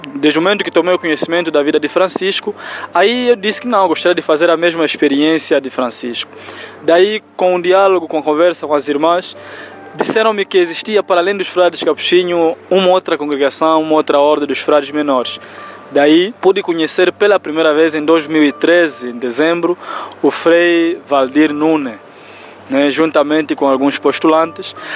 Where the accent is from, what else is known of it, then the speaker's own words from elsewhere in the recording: Benguela, Angola; na região onde eu nasci, que é a província de Benguela